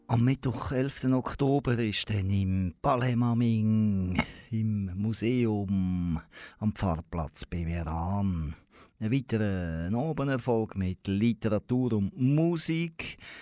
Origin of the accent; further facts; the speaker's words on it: Aarau, Aargau, Switzerland; Ich komme aus Aarau